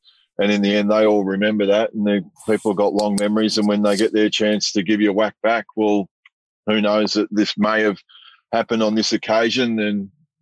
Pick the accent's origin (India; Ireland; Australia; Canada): Australia; Melbourne, Victoria; I grew up in Gladstone Park